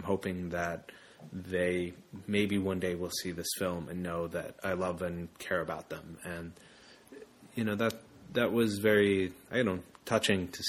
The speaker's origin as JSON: {"language": "English", "country": "United States", "also_born_or_lived": "Zacamil, El Salvador"}